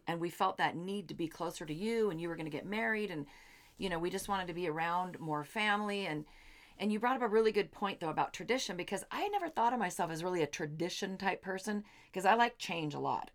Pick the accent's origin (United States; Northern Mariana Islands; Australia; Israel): United States; Seattle, Washington; now in Phoenix, United States; we're from Seattle